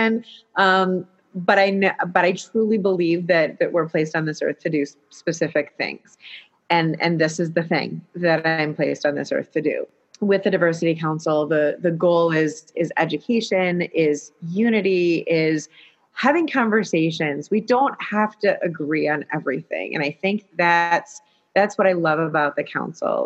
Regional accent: United States; I grew up in Livingston County

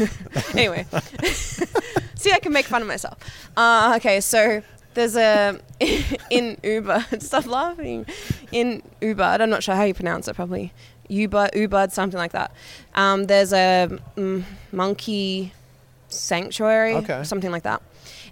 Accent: Australia; because I haven't really seen it, even though I'm from Australia.

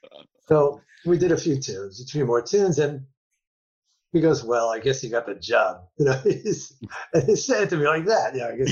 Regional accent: New York, United States; It was hot as fuck. I'm a New Yorker.

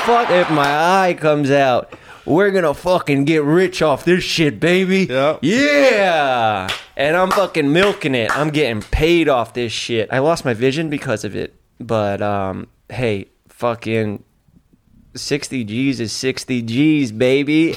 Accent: New York City, New York, United States; He's from my hometown

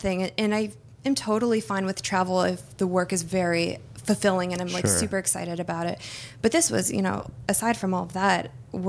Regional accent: Pennsylvania, United States; I went to school at Penn State. I was from Pennsylvania.

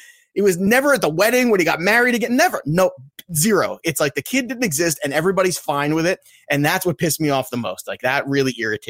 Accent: New York area, United States; Because I'm a malcontent from New York and I actually know what it's like, you know, growing up in the New York area.

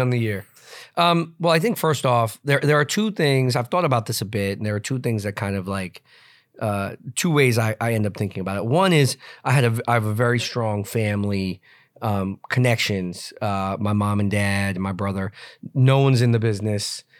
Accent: New York, United States; I grew up in New York, but spent my summers, uh, with my cousins in Montana and Utah

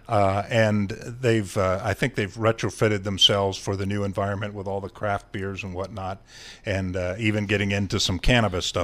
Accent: Ohio, United States; I'm from Ohio, and we have a lot of corn, and we have corn mazes

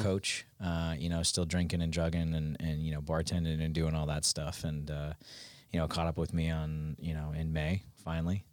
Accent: Westchester, New York, United States; moved away as an adult; I'm from New York originally, but I've been down here since two thousand nine

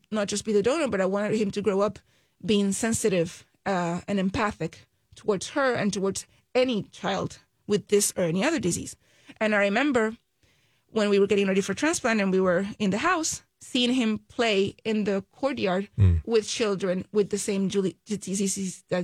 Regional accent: Puerto Rico; We're originally from Puerto Rico. I mean, we're still in Puerto Rico.

